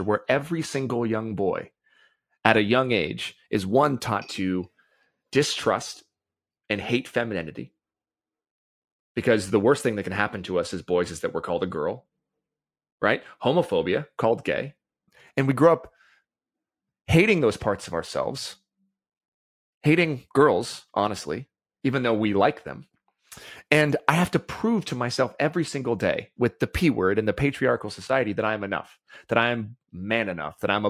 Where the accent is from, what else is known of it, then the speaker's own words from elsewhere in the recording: United States; just by being a boy, growing up in America specifically